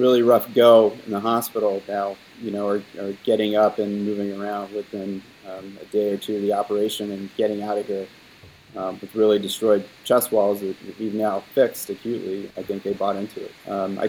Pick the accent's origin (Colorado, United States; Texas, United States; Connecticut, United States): Texas, United States; now in New York, United States; I grew up in Texas, so I'm partial to Texas style barbecue